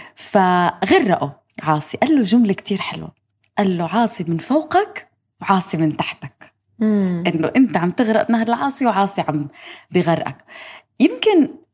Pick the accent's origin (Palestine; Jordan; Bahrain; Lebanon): Palestine; Gaza, Gaza Strip; accent: Gazan; أنا من غزة إحنا لهجتنا شوي واضحة قريبة من لهجة إخواننا المصريين